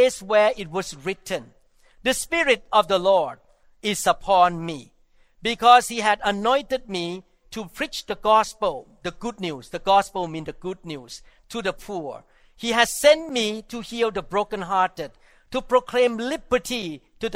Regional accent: Thailand; growing up in Thailand as non-Christian

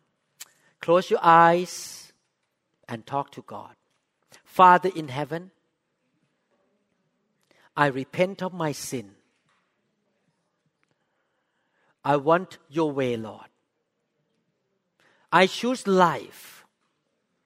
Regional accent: Thailand; English is a second language; moved away as an adult; also born or lived in Seattle, United States; now in United States; When I just moved to the U.S., I was so discriminated by American doctors here because I spoke with accent. I'm from Thailand

